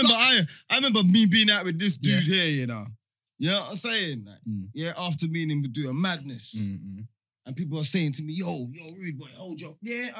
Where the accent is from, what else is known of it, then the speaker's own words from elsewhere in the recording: London, United Kingdom; I'm from London, bro.